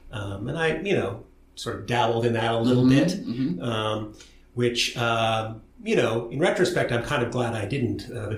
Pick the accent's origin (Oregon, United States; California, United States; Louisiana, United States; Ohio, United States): Oregon, United States; Portland; And so I grew up there. I was born there and then grew up in some areas east of the city, first in a rural area and then, I suppose, more in the suburbs.